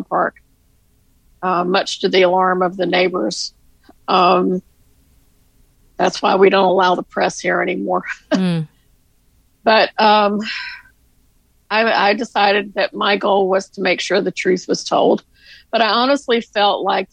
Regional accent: the South, United States; we're both somewhat from the South

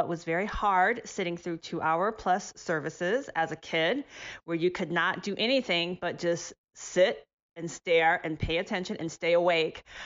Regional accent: Ohio, United States; growing up in Ohio

